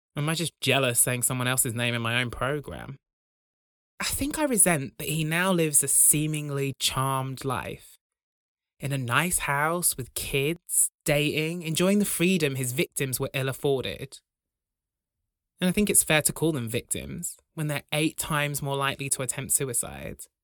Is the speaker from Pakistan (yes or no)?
no; Broughton, England, United Kingdom; When I was growing up in Broughton